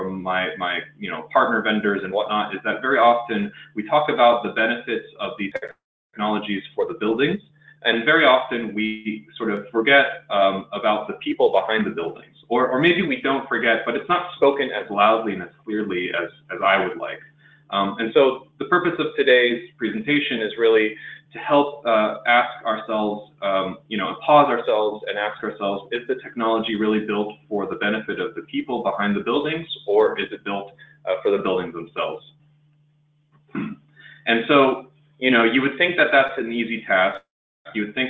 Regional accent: next to the Space Coast, Florida, United States; born and raised in Florida next to the Space Coast

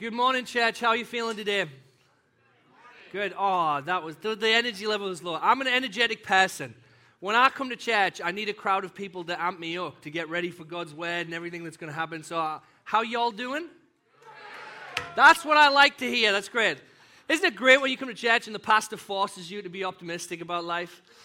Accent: United Kingdom; moved away as an adult; also born or lived in Texas; now in North Aurora, United States; I kind of live in this identity as a British and a, an American

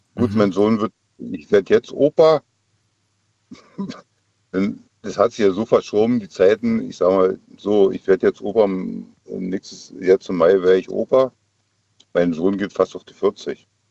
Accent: the East, East Germany, Germany; ich komme ja nur aus dem Osten ich bin im Osten aufgewachsen

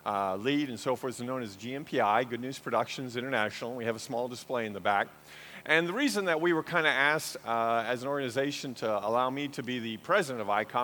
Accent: Illinois, United States; moved away as an adult; also born or lived in Kenya; now in Joplin, Missouri, United States; I was formerly an Illinois farm boy

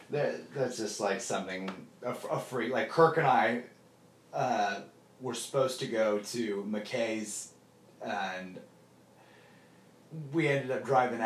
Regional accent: Kokomo, Indiana, United States; my hometown, Kokomo

